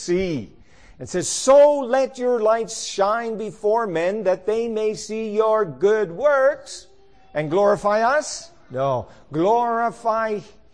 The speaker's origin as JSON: {"language": "English", "region": "Newfoundland and Labrador", "country": "Canada", "tie": "born or raised there", "said": "I grew up in Newfoundland, where there were no such thing as hot springs"}